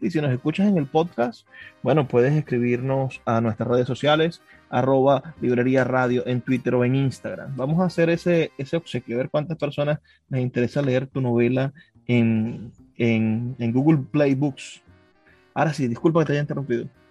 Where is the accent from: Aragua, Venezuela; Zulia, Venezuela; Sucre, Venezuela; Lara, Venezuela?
Zulia, Venezuela; Maracaibo; yo soy de Maracaibo